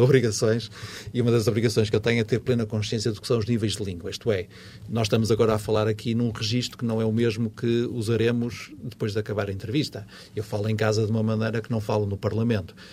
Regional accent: Porto, Norte, Portugal; accent: Porto dialect (portuense); o meu dialeto portuense a trair-me

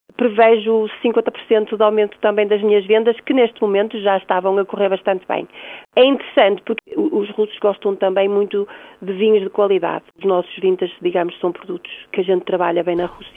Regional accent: Porto, Norte, Portugal; eu sou daqui do Porto

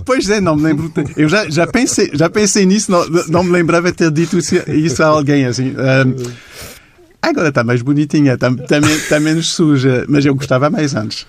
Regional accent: Montreal, Quebec, Canada; Portuguese is a second language; moved away as an adult; now in Lisbon, Portugal; eu sou de Montreal, no Canadá

